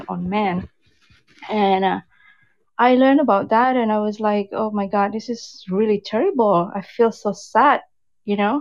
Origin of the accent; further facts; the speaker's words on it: Jakarta, Indonesia; also born or lived in West Sumatra; now in Vancouver, Canada; I'm from Indonesia originally. I was born in Sumatra, West Sumatra. But then I grew up in Jakarta, in the big city in Jakarta.